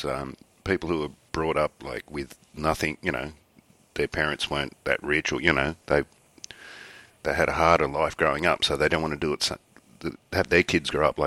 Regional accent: Australia; I'm Australian

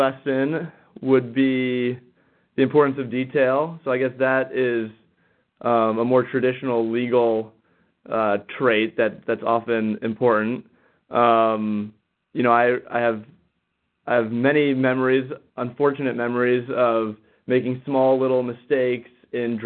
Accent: Northern California, United States; now in Washington, D.C., United States; I'm originally from Northern California

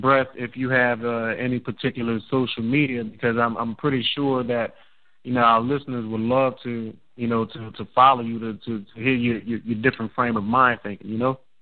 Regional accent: New Orleans, Louisiana, United States; I'm from New Orleans.

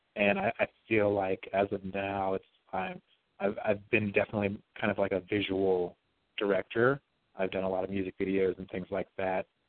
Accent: Las Vegas, Nevada, United States; moved away; also born or lived in Bakersfield, California; Grew up in Las Vegas, um, Nevada

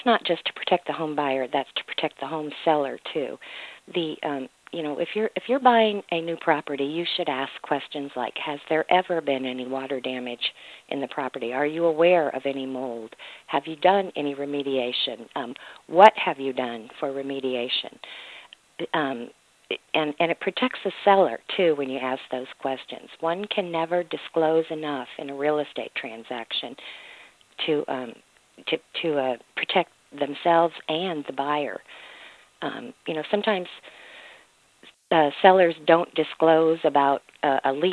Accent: Mississippi, United States; Mississippi is my home state

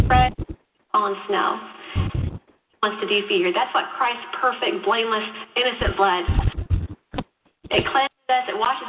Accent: Chicago, Illinois, United States; I grew up in Chicago

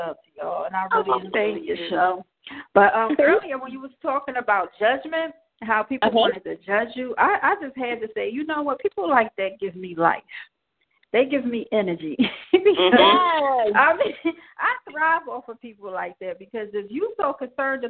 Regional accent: Philadelphia, Pennsylvania, United States; I'm from Philly as well.

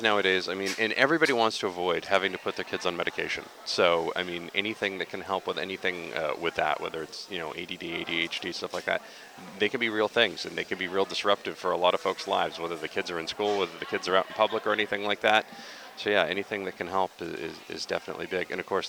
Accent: Dixfield, Maine, United States; yes, I grew up in Dixfield, yeah.

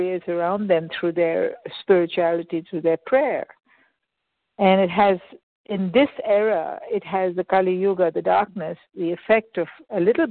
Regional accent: India; moved away; I was born in India.

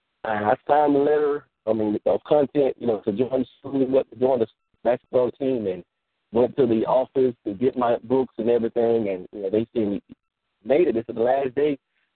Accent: Georgia, United States; Look, I came from Georgia. I can't go back because I did so much, I kind of burnt my bridges. I can't go back. I don't have nowhere to go back to.

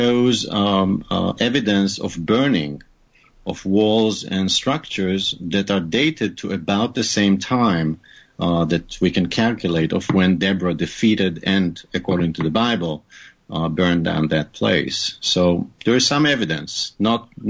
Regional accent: Haifa, Haifa District, Israel; born or raised there; first language Hebrew; English is a second language; moved away as an adult; also born or lived in New York / Arizona / Maryland; now in United States

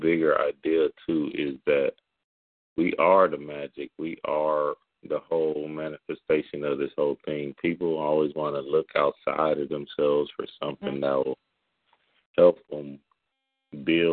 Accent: the South, United States; I grew up in the South too

